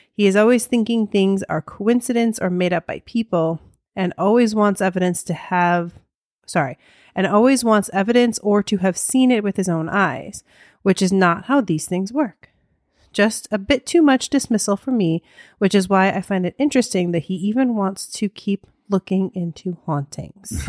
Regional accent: United States; accent: American; my American accent

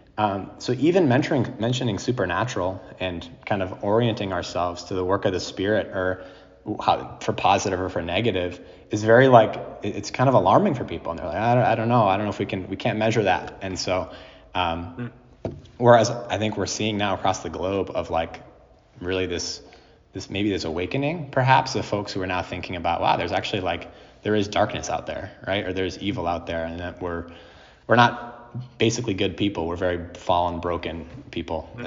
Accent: New Jersey, United States; also born or lived in New England; now in Worcester, United States; growing in New Jersey, I come from the Northeast as well

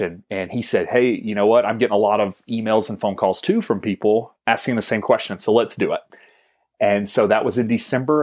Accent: Georgia, United States; moved away as an adult; also born or lived in Wisconsin; I'm living in Wisconsin, where I've never lived before. I'm originally from Georgia.

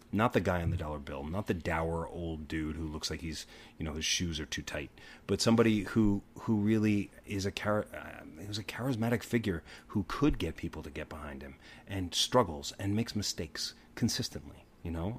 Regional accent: Long Beach, New York, United States; I grew up in Long Beach, Long Island

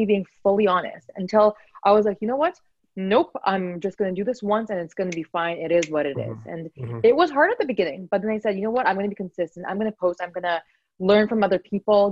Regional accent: Vancouver, British Columbia, Canada; I was born and raised in Vancouver

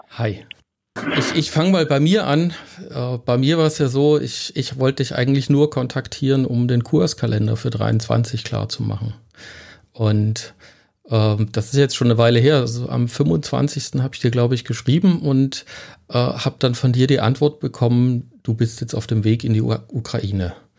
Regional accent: Germany; uns in Deutschland

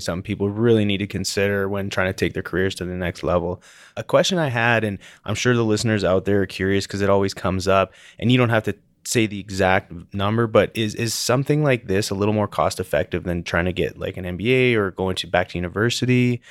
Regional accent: Calgary, Alberta, Canada; also born or lived in Denver; I'm from Calgary

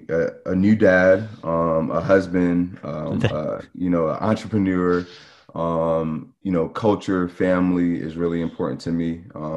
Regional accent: Charlotte, North Carolina, United States; also born or lived in New York; So I'm actually originally from New York, but I did grow up in Charlotte.

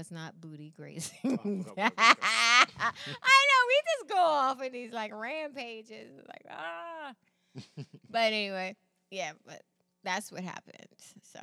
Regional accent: United States; I'm an American

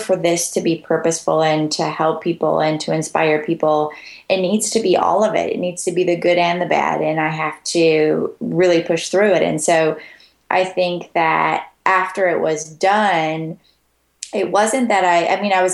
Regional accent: North Dakota, United States; moved away as an adult; also born or lived in Florida; now in Birmingham, United States; I was born and raised in North Dakota and moved away shortly after I graduated and ended up in Florida for a while

